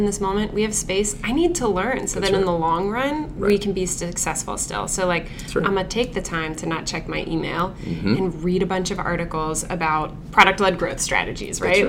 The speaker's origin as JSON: {"language": "English", "country": "United States", "said": "through being American"}